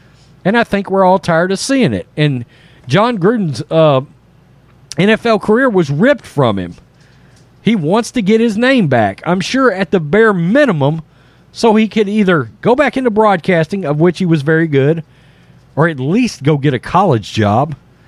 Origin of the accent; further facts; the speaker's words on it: Florida, United States; I'm a child of the South. I was raised in Florida.